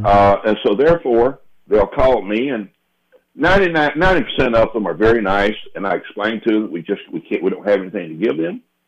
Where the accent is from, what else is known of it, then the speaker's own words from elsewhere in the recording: Laurel, Mississippi, United States; born there; also born or lived in Oklahoma; I was born in Laurel, Mississippi, as a matter of fact, and I spent a lot of my life, though, in Oklahoma.